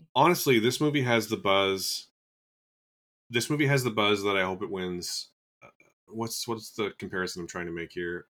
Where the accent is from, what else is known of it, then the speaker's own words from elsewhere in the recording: Canada; as a Canadian